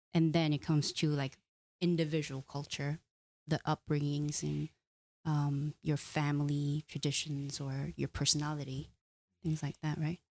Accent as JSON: {"language": "English", "country": "South Korea", "moved": "yes", "lives_now": "United States", "said": "I'm come from Korean culture where we value relationships"}